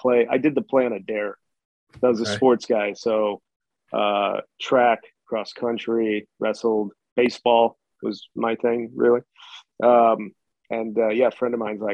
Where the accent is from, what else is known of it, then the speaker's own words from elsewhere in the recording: Chicago, Illinois, United States; I'm like from the South Side of Chicago